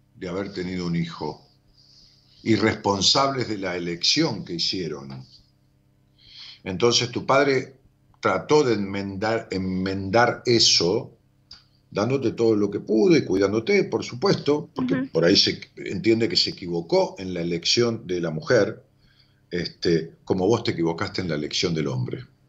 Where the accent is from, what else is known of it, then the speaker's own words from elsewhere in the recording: Ramos Mejía, Buenos Aires Province, Argentina; Ramón Mejía, que es mi pueblo